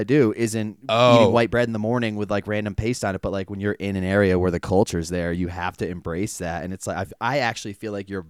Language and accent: English; Connecticut, United States; I'm from Connecticut.